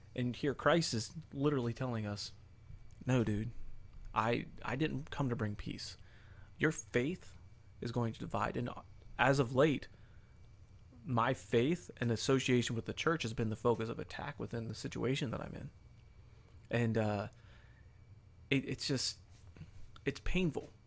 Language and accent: English; United States; we grew up in the United States of America